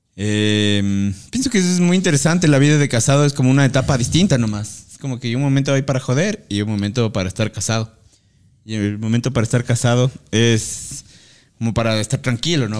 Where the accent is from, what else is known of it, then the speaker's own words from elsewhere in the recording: Ecuador; nosotros como sociedad ecuatoriana